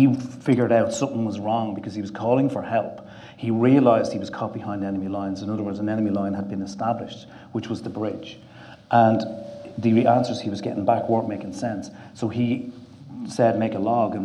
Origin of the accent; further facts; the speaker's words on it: Ireland; being Irish